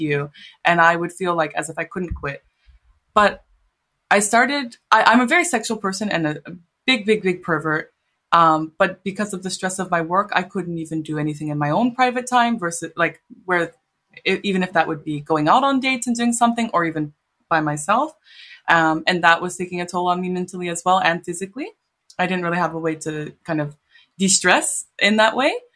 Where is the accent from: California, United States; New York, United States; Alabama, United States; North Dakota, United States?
California, United States; San Diego; moved away as an adult; now in Japan; like in San Diego, where I went, like, I grew up mostly